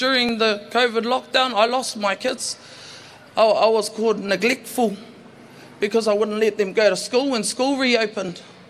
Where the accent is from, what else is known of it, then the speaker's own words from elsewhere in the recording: Auckland, New Zealand; also born or lived in Manurewa; I was born and bred in Mangere and currently live in Manurewa